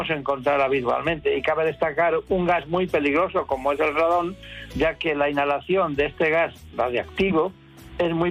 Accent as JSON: {"language": "Spanish", "region": "Cantabria", "country": "Spain"}